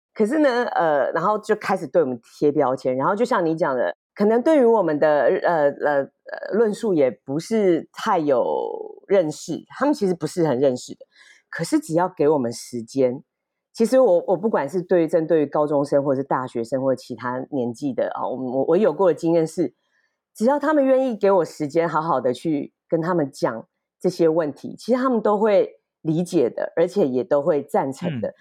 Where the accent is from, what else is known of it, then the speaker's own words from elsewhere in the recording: Kaohsiung, Taiwan; 我是高雄人